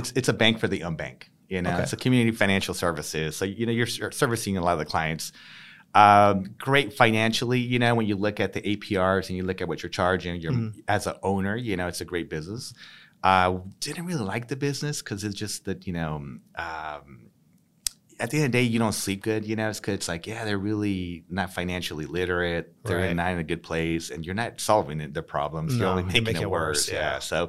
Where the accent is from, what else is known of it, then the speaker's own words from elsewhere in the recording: San Diego, California, United States; Local. Born and raised here in San Diego.